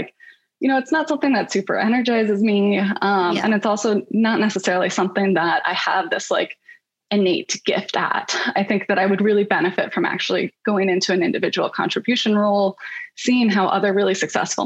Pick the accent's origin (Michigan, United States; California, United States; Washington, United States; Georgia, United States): Michigan, United States; moved away as an adult; also born or lived in New York; now in Bay Area, United States; I'm originally from Michigan